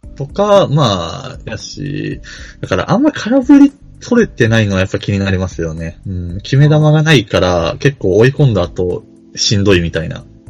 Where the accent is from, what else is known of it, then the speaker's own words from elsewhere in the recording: Kansai, Japan; バリバリ関西人